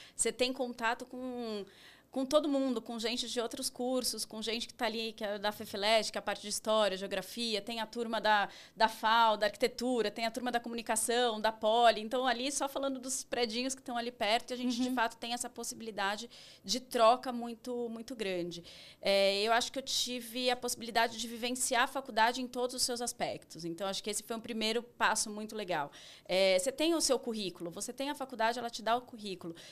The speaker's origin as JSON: {"language": "Portuguese", "region": "São Paulo", "country": "Brazil", "tie": "born or raised there", "said": "eu vivi minha infância, sou paulista paulistana, família paulista paulistana."}